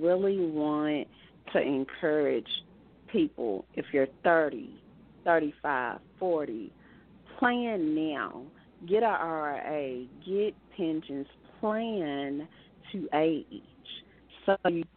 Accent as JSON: {"language": "English", "town": "Osceola", "region": "Arkansas", "country": "United States", "tie": "born or raised there", "moved": "as an adult", "said": "I was born and raised in Osceola, Arkansas, and lived all my childhood in Arkansas, and after college moved away. But right now I am living in Arkansas."}